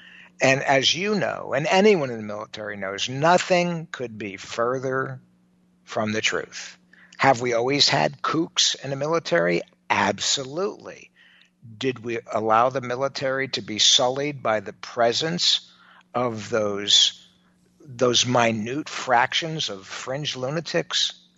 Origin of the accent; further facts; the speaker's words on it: Mississippi, United States; I grew up in Mississippi in the 1960s and it was hell.